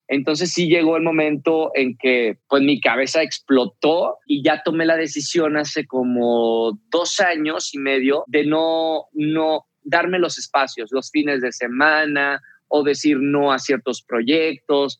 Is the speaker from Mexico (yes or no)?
yes; Mexico; moved away as an adult; also born or lived in Argentina / Mexico City; era un mexicano en Argentina